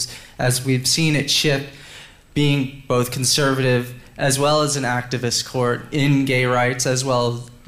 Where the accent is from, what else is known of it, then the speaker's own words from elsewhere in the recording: United States; moved away as an adult; now in Australia; I'm an attorney from the United States and I'm now a student of Australia law